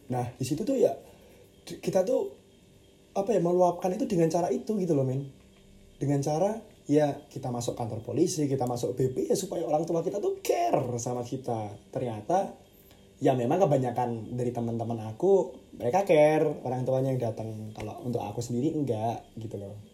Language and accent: Indonesian; Yogyakarta, Special Region of Yogyakarta, Indonesia; Aku orang Jogja di sini Aku orang Jogja Orang tua aku di Jogja semua